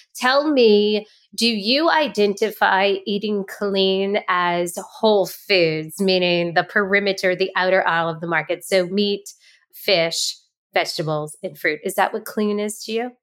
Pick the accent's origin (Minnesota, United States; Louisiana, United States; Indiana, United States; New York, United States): Louisiana, United States; New Orleans; Southern Girl here, New Orleans